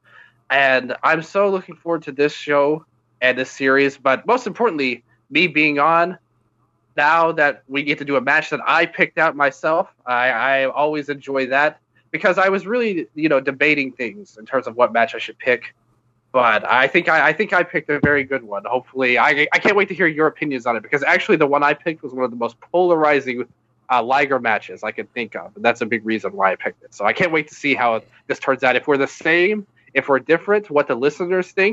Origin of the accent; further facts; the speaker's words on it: United States; being an American